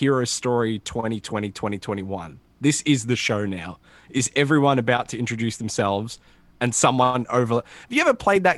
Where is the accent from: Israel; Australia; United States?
Australia; I'm Australian